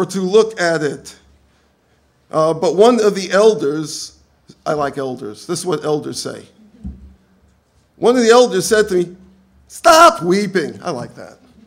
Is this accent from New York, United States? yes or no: yes; New York, United States; I come from New York